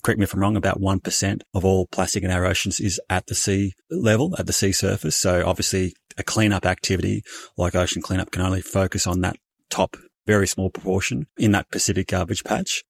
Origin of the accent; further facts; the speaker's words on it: Bendigo, Victoria, Australia; originally born and raised in Bendigo in country Victoria